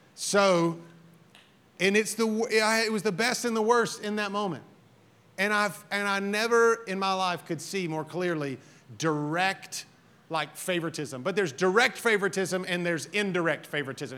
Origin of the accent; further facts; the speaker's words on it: Alabama, United States; I'm from Alabama